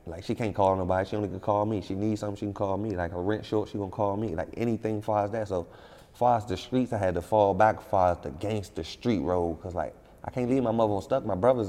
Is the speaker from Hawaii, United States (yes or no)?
no; Washington, District of Columbia, United States; I'm from D.C. I'm from Southeast. When it comes to Washington, D.C., I'm from the toughest part. Like, it's no tougher. It's no grimier. You ain't grow up no realer